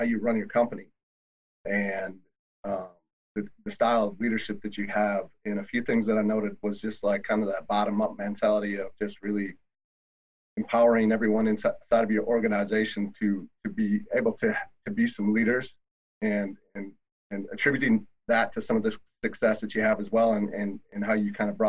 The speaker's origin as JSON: {"language": "English", "region": "Wisconsin", "country": "United States", "said": "I'm from Wisconsin"}